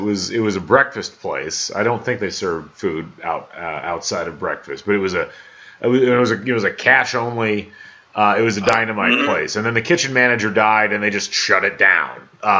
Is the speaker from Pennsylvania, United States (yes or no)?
no; West Lafayette, Indiana, United States; Keep in mind, I grew up in West Lafayette. I went to high school there.